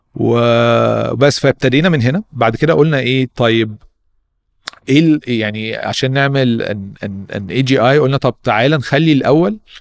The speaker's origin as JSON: {"language": "Arabic", "country": "Egypt", "said": "احنا شباب مصري جامدين"}